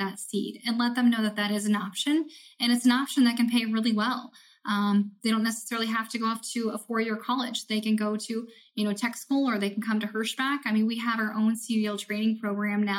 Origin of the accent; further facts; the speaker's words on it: Iowa, United States; I'm from Iowa